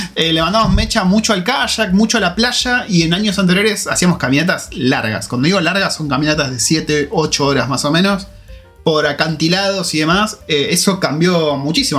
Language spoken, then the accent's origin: Spanish; Argentina; now in New Zealand